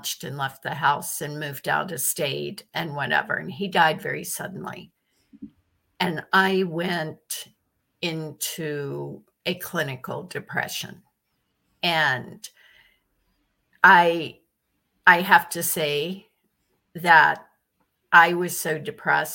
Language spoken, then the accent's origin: English; Virginia, United States; now in New York, United States; I grew up in Virginia on a farm